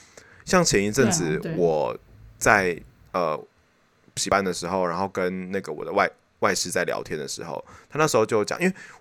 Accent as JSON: {"language": "Chinese", "country": "Taiwan", "said": "或是我们台湾人讲的英文的口音，他都觉得都没差。"}